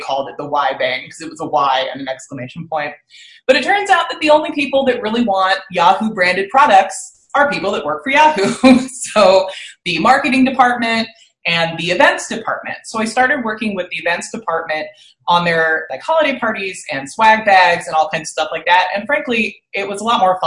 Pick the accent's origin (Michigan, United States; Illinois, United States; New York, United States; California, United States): California, United States; Riverside; I grew up in the Inland Empire in Riverside